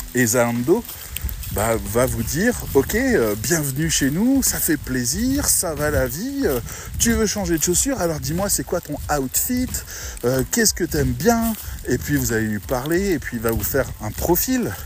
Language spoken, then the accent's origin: French; France; on est des Français